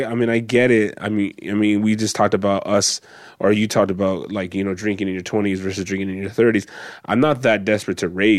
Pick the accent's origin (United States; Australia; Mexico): Mexico; If I do it right, you know, I'll fucking die in my home country.